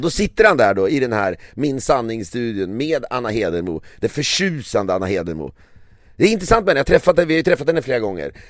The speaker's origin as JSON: {"language": "Swedish", "country": "Sweden", "said": "som svensk"}